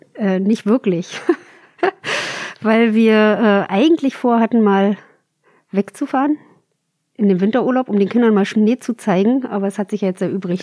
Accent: countryside southeast of Berlin, near the Spreewald, Brandenburg, Germany; moved away as an adult; now in Berlin, Germany; so richtig schön vom Lande Richtung südöstlich von Berlin. Also kurz vorm Spreewald.

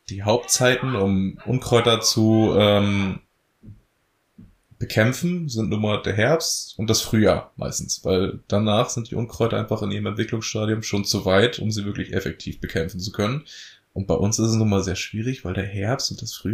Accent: Lower Saxony, Germany; wir kommen aus der Elbmarsch und die Elbmarsch ist nun mal dadurch bestehend, dass schwere, schwere Tonböden haben, aber auch viel moorige Böden

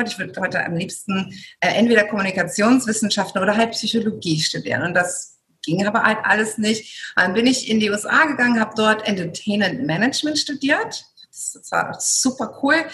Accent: Germany; now in Greece; ich bin in Deutschland geboren, aufgewachsen, habe griechische Wurzeln und mein Traum war es immer, irgendwann mal in Griechenland zu leben, wo ich auch heute hier bin, schon seit vielen Jahren jetzt mit meiner Familie hier lebe.

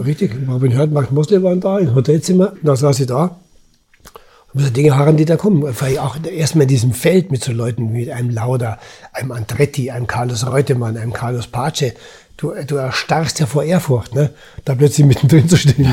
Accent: Germany; als Deutsche

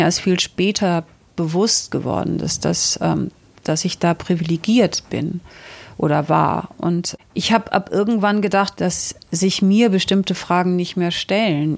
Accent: Northern Germany, Germany; Ich bin auf einem Bauernhof in Norddeutschland groß geworden

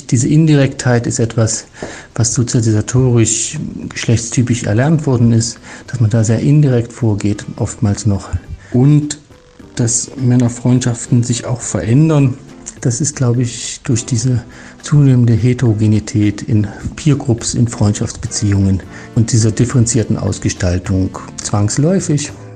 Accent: Germany; moved away as an adult; now in Switzerland; als Deutsche, der in die Schweiz emigriert ist seit vielen Jahren

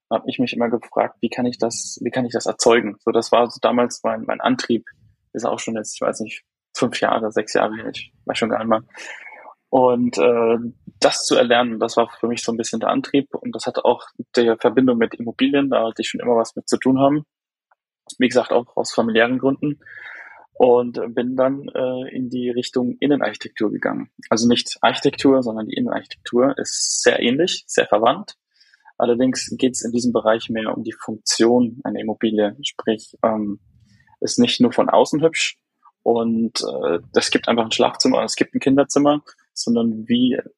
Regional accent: Haßloch, Rhineland-Palatinate, Germany; Ähm, ich komme aus Hasloch, aus der Pfalz. Das ist nähe Neustadt-Weinstraße, Mannheim die Ecke.

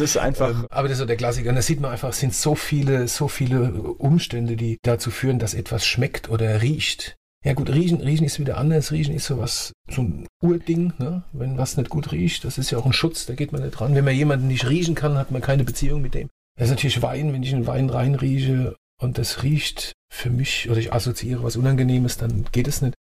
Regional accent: Ludwigshafen, Rhineland-Palatinate, Germany; accent: Palatine; also born or lived in Annweiler / Heidelberg / Mannheim / Rheingau; now in Rheinhessen, Germany; die meiste Zeit meiner Jugend habe ich in Ludwigshafen verbracht und Kindheit in Ludwigshafen verbracht

